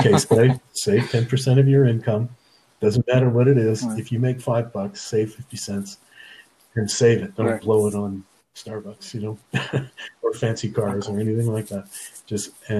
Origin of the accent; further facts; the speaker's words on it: Nova Scotia, Canada; moved away; I'm originally from Nova Scotia